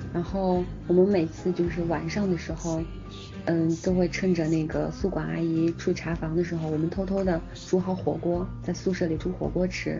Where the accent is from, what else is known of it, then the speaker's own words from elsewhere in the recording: Xi'an, Shaanxi, China; moved away; 我们这边儿的方言，不管是，就是男生说还是女生说，都有一种很汉子的感觉